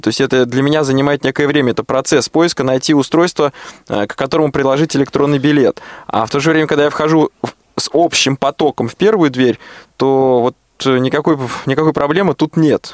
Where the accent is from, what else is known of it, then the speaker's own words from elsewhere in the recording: Moscow, Russia; Я, как коренной москвич